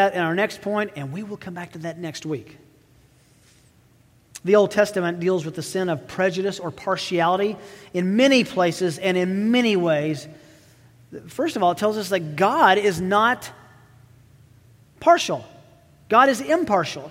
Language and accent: English; Tennessee, United States; accent: southern; I have a bit of a southern draw growing up in Tennessee